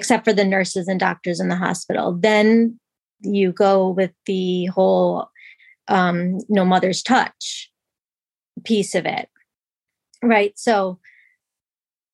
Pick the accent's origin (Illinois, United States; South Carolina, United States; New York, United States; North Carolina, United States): New York, United States; moved away as an adult; now in Massachusetts, United States; I grew up in New York and I now live in Massachusetts